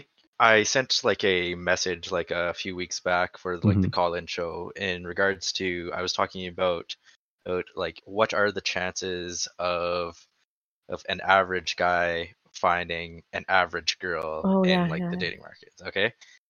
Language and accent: English; Canada; I'm Canadian there.